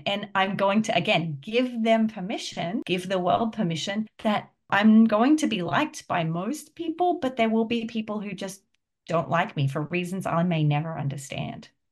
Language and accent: English; Australia; now in United States; I'm Australian, but I live in America